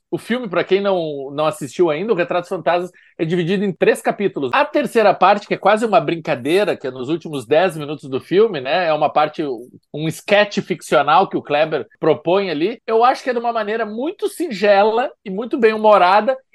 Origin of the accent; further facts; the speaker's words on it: Recife, Pernambuco, Brazil; sou de Recife, mas já estive lá por causa do CinePé.